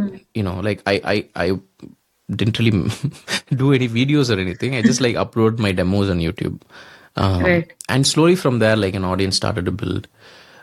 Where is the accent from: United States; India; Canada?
India; Coimbatore, Tamil Nadu; also born or lived in Thanjavur / Chennai; I grew up in Coimbatore